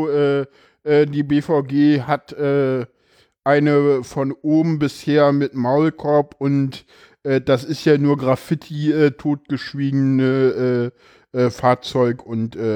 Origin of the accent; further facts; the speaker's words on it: East Germany, Germany; ja, ich bin Ossi, ich darf das.